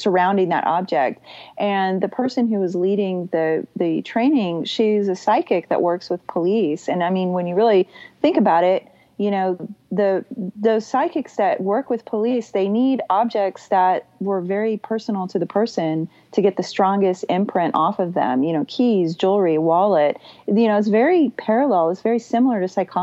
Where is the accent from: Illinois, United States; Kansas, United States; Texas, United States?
Texas, United States; I'm from Texas